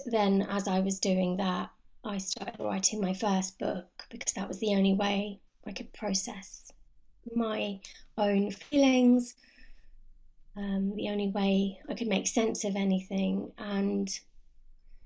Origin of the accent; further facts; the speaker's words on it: London, United Kingdom; moved away as an adult; now in Cotswolds, United Kingdom; I was born and brought up in London